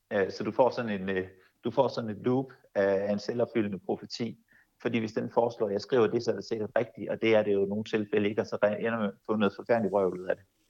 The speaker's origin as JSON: {"language": "Danish", "country": "Denmark", "said": "vi som danskere"}